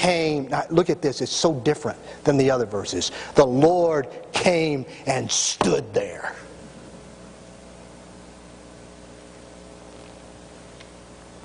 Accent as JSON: {"language": "English", "region": "Tennessee", "country": "United States", "said": "I'm from Tennessee"}